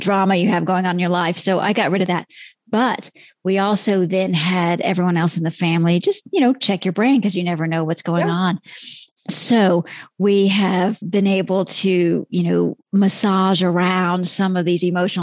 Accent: Texas, United States; I'm from Texas

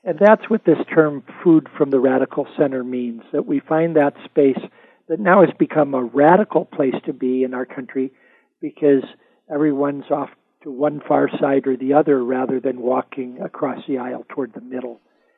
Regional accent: Gary, Indiana, United States; now in desert Southwest, United States; I grew up in the Indiana Dunes where movies about the Arabian Desert were being filmed in the 20s and 30s. And so because I had a Lebanese grandfather

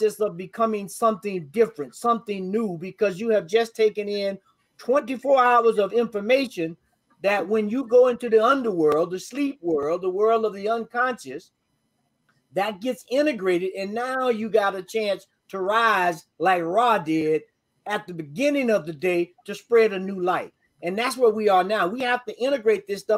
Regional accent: North Florida, United States; now in Colorado, United States; I live in Colorado. The Colorado weather patterns are the same ones right now that I grew up with in North Florida.

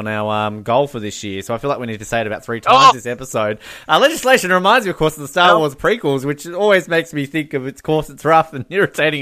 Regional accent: Australia; I'm Australian.

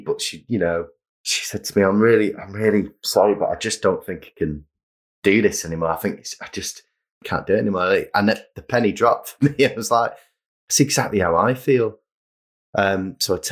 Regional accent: Manchester, North West England, United Kingdom; growing up in Manchester and being surrounded by music and design and cool stuff going on

